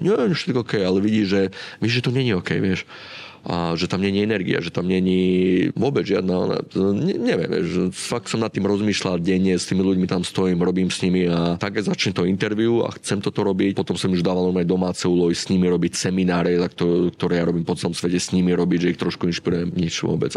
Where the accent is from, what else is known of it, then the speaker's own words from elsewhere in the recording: Žilina, Žilina Region, Slovakia; moved away as an adult; also born or lived in London / Bratislava; môj otec mal vinnú pivnicu v Žiline, ja som zo Žiliny